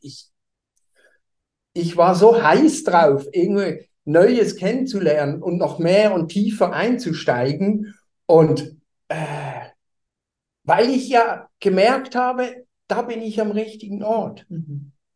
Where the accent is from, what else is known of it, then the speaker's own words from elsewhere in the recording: Basel, Basel-Stadt, Switzerland; moved away as an adult; now in Hamburg, Germany; komme ich nicht aus Deutschland, sondern ich bin Schweizer. Ich habe viele Jahre in Basel gelebt. Da bin ich auch geboren